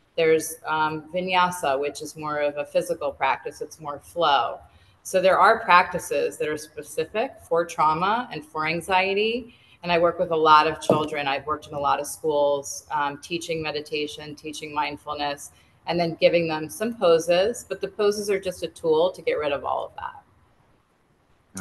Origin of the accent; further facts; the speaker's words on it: New England, United States; moved away as an adult; now in Pennsylvania, United States; I grew up in New England